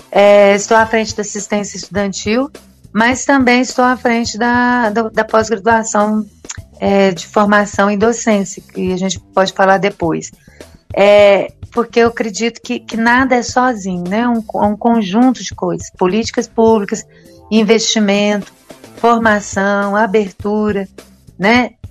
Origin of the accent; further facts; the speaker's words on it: Arcos, Minas Gerais, Brazil; Então, eu sou aqui de Arcos, né, aqui é do interior de Minas Gerais, uma cidade de aproximadamente 40 mil habitantes aqui no Centro-Oeste. E nasci aqui, fui criada aqui, casei aqui.